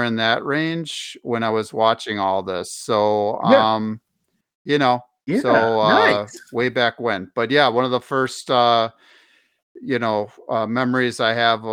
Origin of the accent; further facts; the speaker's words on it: Milwaukee, Wisconsin, United States; I was just a wee little lad growing up in Milwaukee, Wisconsin.